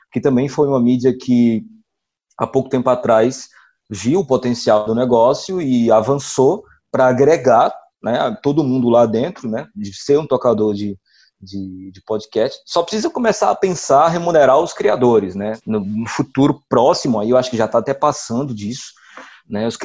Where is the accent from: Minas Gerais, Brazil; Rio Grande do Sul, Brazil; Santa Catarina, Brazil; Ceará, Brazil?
Ceará, Brazil; accent: Cariri; A gente vai fazer um podcast do Cariri com o nosso sotaque, mas a gente não vai se prender a dizer que o Cariri é bonito, tem belas paisagens e o Padre Cícero está aqui no Juazeiro